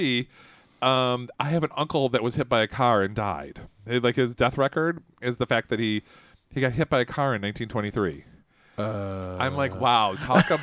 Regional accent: Royal Oak, Michigan, United States; I was born in Royal Oak, Michigan

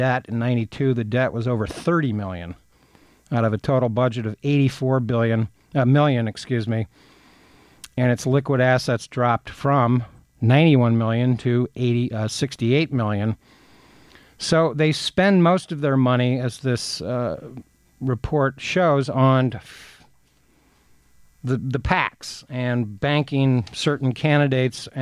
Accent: Athens, Ohio, United States; a town near where I grew up in Athens, Ohio

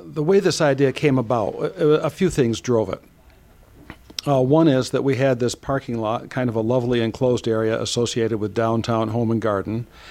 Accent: Ann Arbor, Michigan, United States; I grew up around Ann Arbor

